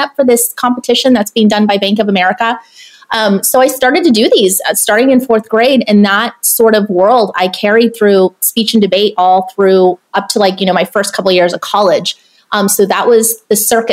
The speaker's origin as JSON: {"language": "English", "town": "San Ysidro", "region": "California", "country": "United States", "tie": "born or raised there", "said": "I grew up in Section 8 housing in a border town called San Ysidro, like right next to, you know, the Mexican border in California"}